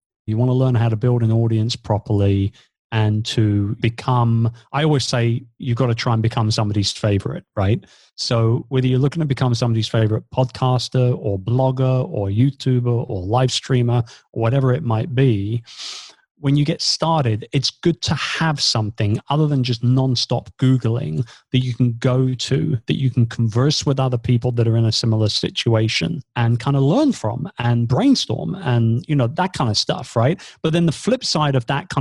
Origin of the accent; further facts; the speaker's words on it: England, United Kingdom; moved away as an adult; also born or lived in Philippines; I'm British. And since 2 years ago, we've now been based here back in England.